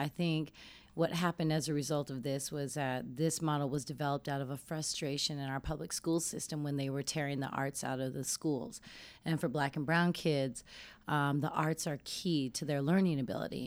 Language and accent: English; Denver, Colorado, United States; I'm from Denver, Colorado